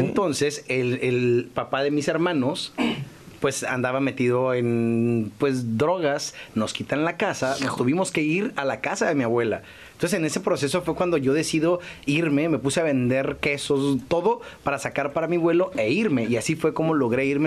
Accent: Ensenada, Baja California, Mexico; Yo estaba en Ensenada, porque soy de Ensenada

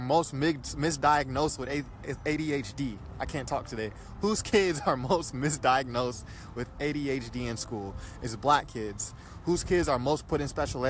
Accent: Inglewood, California, United States; now in Culver City, United States; I'm in Culver City right now. I grew up in Inglewood, California.

